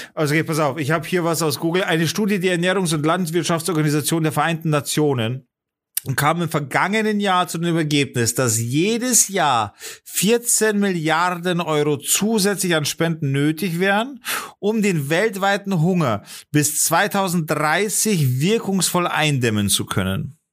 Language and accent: German; Germany; als Deutsche